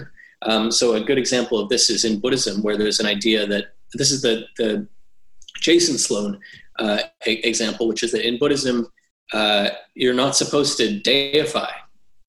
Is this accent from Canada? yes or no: yes; Canada; Muslim community I grew up in Canada